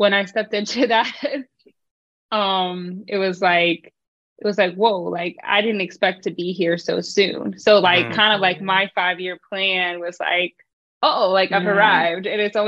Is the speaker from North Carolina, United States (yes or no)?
yes; North Carolina, United States; also born or lived in Philippines / Virginia; now in Maryland, United States; I grew up in North Carolina, also the Philippines a little bit, and then I went to school in Virginia.